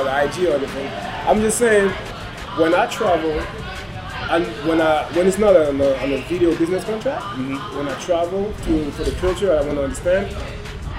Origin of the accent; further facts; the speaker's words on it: Paris, Île-de-France, France; also born or lived in Congo; I'm from Paris. I was born in Congo, from Paris